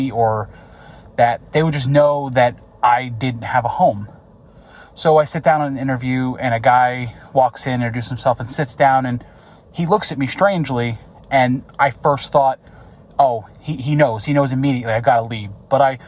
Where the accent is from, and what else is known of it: upstate New York, United States; born or raised there